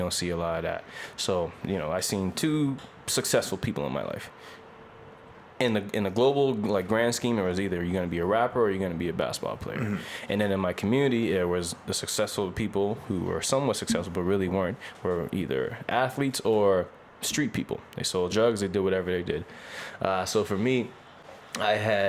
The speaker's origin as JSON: {"language": "English", "town": "North Preston", "region": "Nova Scotia", "country": "Canada", "tie": "born or raised there", "moved": "as an adult", "lives_now": "Halifax, Canada", "said": "I'm from North Preston, Nova Scotia. Shout out North Preston. A small community just outside of Halifax. Actually one of the largest black communities in Canada. Yeah, that's where I'm from. Born and raised."}